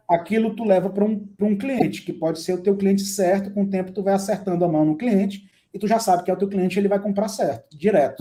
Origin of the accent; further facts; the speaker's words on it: Brazil; a gente, enquanto latino-americano e brasileiro